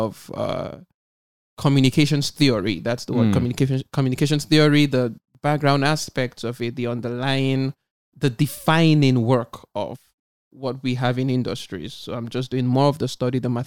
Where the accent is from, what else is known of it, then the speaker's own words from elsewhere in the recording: Nigeria; moved away as an adult; also born or lived in Lagos / Ghana; now in Israel; I'm from Nigeria. I had my first degree in Ghana.